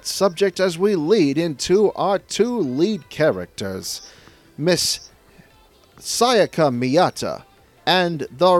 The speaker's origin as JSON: {"language": "English", "region": "the South", "country": "United States", "said": "I'm being a southerner myself."}